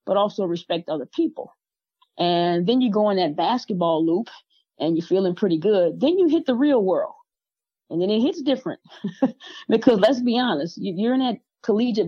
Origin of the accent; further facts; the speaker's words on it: the South, United States; I am from the South. I'm not knocking the South. I love where I'm from